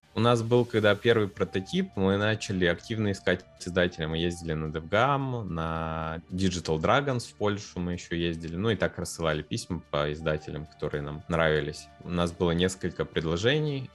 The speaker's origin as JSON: {"language": "Russian", "town": "Perm", "region": "Perm Krai", "country": "Russia", "said": "мы из Перми"}